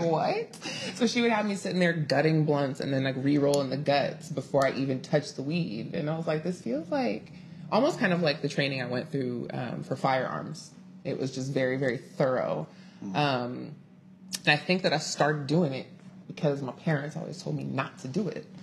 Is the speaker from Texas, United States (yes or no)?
no; Inglewood, California, United States; born and bred in Inglewood, California